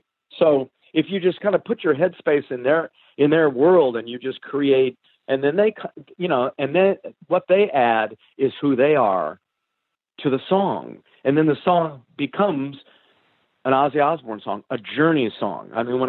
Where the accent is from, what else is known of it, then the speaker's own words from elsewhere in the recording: California, United States; growing up in California, that was totally autobiographical. It was my entire life.